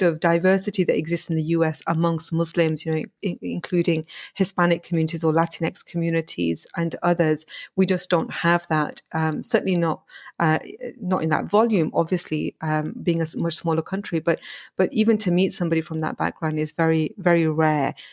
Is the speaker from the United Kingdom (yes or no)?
yes; the north of England, United Kingdom; moved away as an adult; also born or lived in United States; I come from a very small working class town in the north of England.